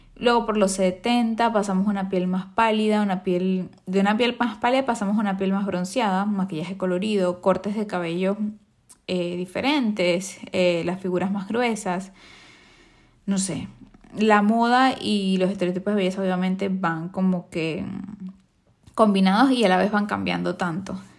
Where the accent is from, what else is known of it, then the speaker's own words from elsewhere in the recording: Venezuela; yo vengo de Venezuela